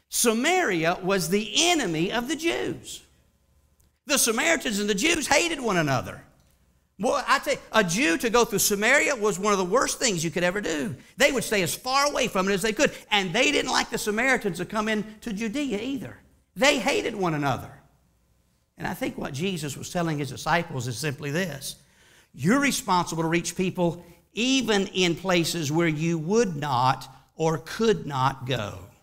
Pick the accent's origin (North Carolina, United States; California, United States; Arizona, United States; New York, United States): North Carolina, United States; Charlotte; I grew up in Charlotte, North Carolina